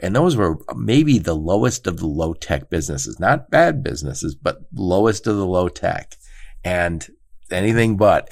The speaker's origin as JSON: {"language": "English", "area": "suburbs of Detroit", "region": "Michigan", "country": "United States", "said": "I'm from the suburbs of Detroit"}